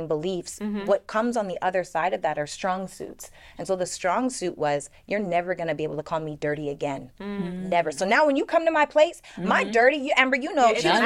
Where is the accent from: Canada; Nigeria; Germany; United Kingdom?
Canada; growing up in Canada, being the only black girl in every grade